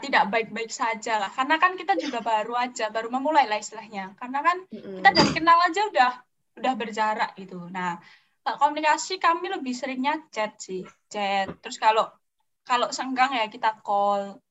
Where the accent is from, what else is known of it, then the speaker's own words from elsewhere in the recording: Surakarta, Central Java, Indonesia; Aku dari Solo